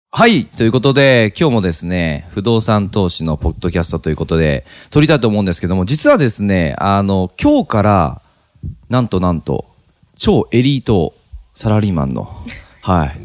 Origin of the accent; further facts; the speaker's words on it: Yokohama, Kanagawa, Japan; 横浜生まれなんで